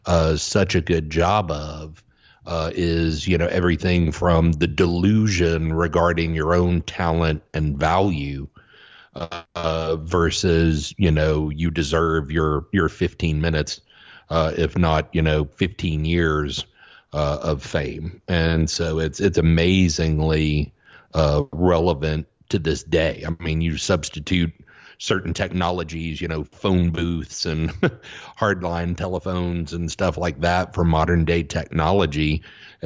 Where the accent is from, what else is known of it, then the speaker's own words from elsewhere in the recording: Southeast, United States; I grew up in the Southeast. I was a, you know, football and baseball kid, and that's what I played